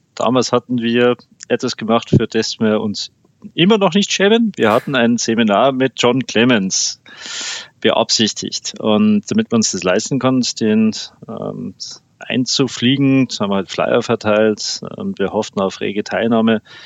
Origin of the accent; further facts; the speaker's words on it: Landshut, Bavaria, Germany; meiner Heimatstadt von Landshut